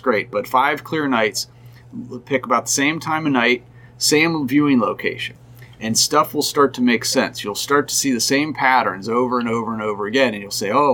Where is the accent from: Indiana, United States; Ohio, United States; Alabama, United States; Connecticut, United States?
Ohio, United States; Columbus; I grew up in Columbus, Ohio